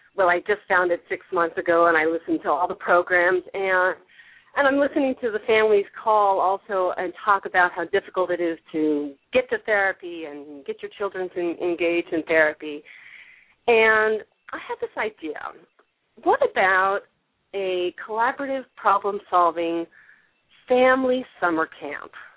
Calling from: San Francisco, California, United States; I'm calling from San Francisco, where it's sunny and warm

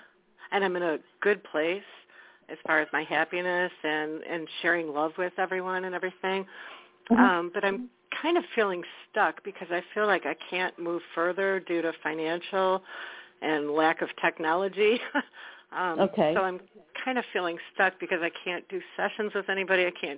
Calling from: Wisconsin, United States; Hello, this is … from Wisconsin.

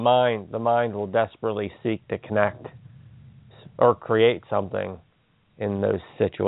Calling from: Pennsylvania, United States

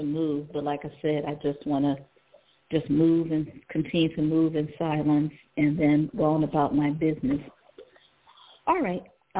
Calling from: Ohio, United States; I'm calling from Ohio.

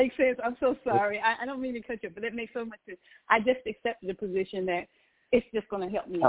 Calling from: Georgia, United States; calling from Georgia.

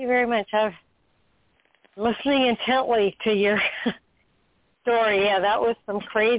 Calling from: Florida, United States; I'm calling from Florida.

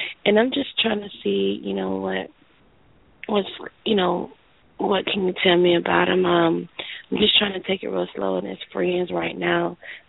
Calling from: Florida, United States; I'm calling from Florida.

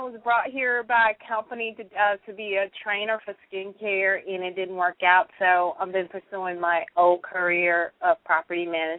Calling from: Studio City, California, United States; I'm calling from Studio City, California.

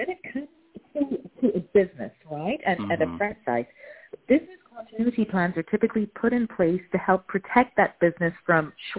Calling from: Amsterdam, North Holland, Netherlands; I am calling from Amsterdam in the Netherlands.

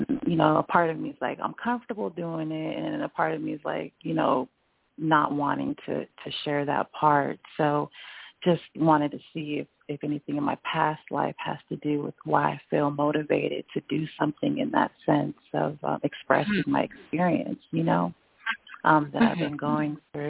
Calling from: Griffin, Georgia, United States; I'm here in Georgia, Griffin.

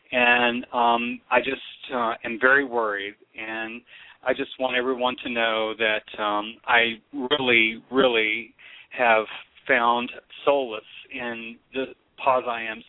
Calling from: Charlottesville, Virginia, United States; from Charlottesville.

